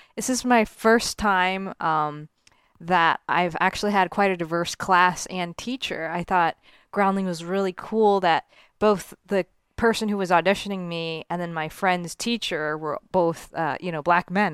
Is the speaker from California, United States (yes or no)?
no; Miami, Florida, United States; moved away; when I was a kid growing up in South Florida